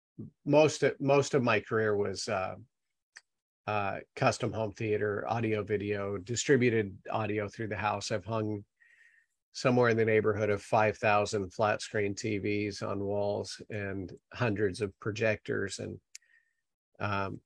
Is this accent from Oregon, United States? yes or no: yes; Salem, Oregon, United States; moved away as an adult; now in Queen Creek, United States; I was born and raised in Salem, Oregon